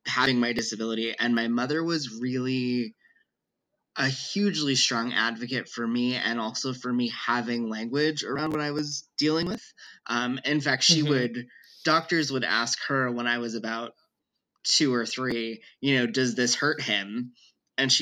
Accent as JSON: {"language": "English", "region": "North Central Pennsylvania", "country": "United States", "tie": "born or raised there", "also_born_or_lived": "Brooklyn, New York", "said": "I'm from Brooklyn, New York, and I grew up in North Central Pennsylvania"}